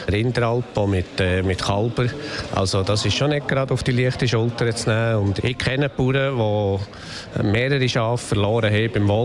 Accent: Bern, Switzerland; Ich bin ein Berner und ich habe natürlich ein Herz für einen Bär, das ist klar.

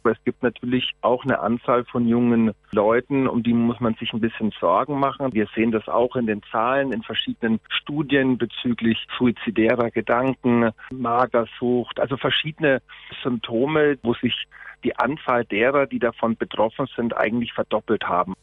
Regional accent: Switzerland; bei uns in der Schweiz

